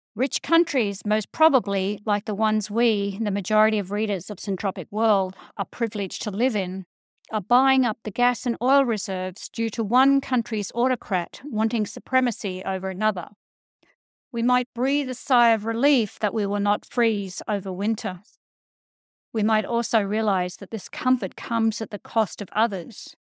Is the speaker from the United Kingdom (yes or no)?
no; Australia; a white Australian living on a colonized land